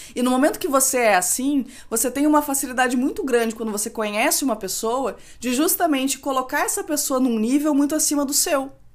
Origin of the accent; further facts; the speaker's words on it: Rio Grande do Sul, Brazil; eu, como boa gaúcha, não posso deixar de dizer que frio é o que a gente passa aqui